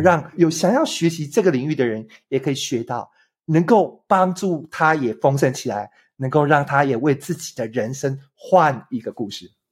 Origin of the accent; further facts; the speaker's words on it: Taiwan; 我从一个台湾来的三十几岁